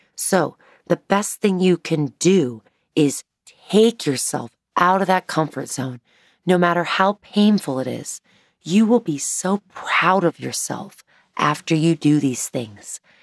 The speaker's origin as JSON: {"language": "English", "town": "Kansas City", "country": "United States", "tie": "born or raised there", "moved": "as an adult", "lives_now": "Chicago, United States", "said": "I grew up in Kansas City"}